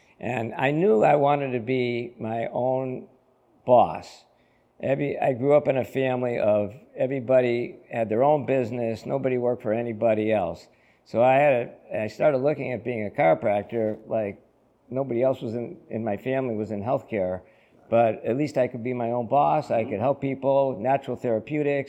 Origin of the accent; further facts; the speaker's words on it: Holyoke, Massachusetts, United States; I was born and raised in Holyoke